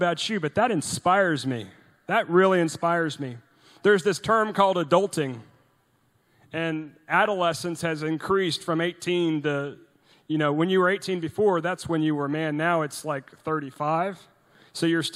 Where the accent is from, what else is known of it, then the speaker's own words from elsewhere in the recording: Sugar Land, Texas, United States; also born or lived in Norway; intern for a congressman in my hometown there in Sugar Land